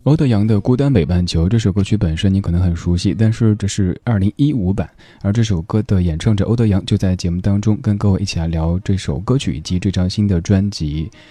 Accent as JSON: {"language": "Chinese", "town": "Chengdu", "region": "Sichuan", "country": "China", "tie": "born or raised there", "said": "我老家成都"}